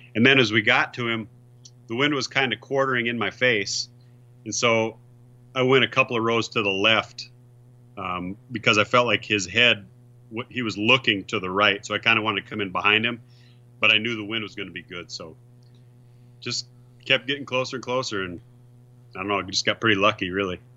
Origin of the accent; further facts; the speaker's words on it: South Dakota, United States; I'm from South Dakota